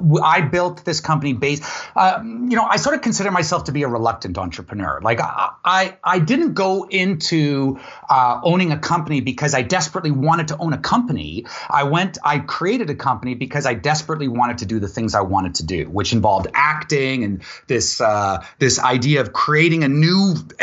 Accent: Vancouver, British Columbia, Canada; also born or lived in Ladner; I'm from Vancouver. So I was born and raised here, born in North Van and raised mostly in Ladner. So I consider myself a Vancouver boy

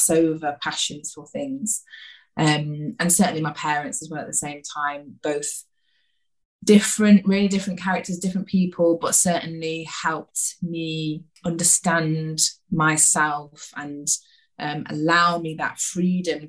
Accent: Stockport, North West England, United Kingdom; also born or lived in Withington, Manchester; I grew up in Stockport in South Manchester. I was born in Withington in Manchester

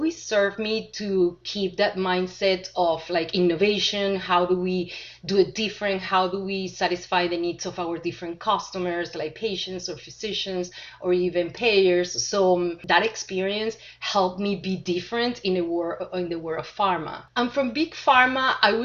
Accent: Venezuela; moved away as an adult; also born or lived in Argentina / Chile / Switzerland; now in United States; originally, I was born in Venezuela, had my college degree from Venezuela

